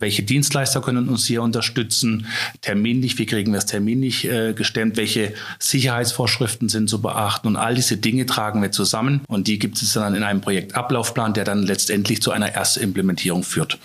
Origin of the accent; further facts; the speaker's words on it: Freiburg, Baden-Württemberg, Germany; now in Lauda-Königshofen, Germany; ich komme ursprünglich aus Freiburg, wohne aktuell in Lauderkönigshofen im lieblichen mhm. Taubertal.